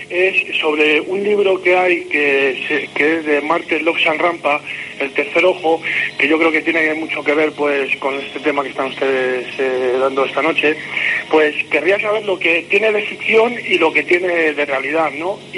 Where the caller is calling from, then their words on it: Madrid, Community of Madrid, Spain; Yo te llamo aquí de Madrid.